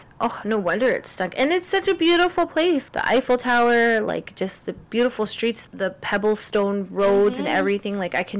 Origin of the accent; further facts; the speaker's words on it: Canada; Yes, we are Canadian, but we all don't speak French.